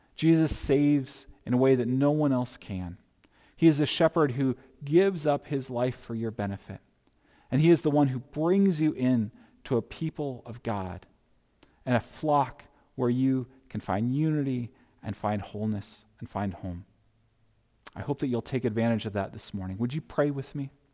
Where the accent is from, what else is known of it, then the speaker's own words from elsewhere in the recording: United States; I'm still an American once I become a Christian